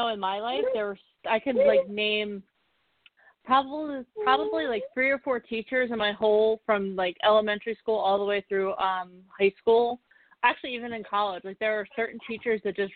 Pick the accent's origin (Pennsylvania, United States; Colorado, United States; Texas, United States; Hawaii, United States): Pennsylvania, United States; Philadelphia; I'm from Philly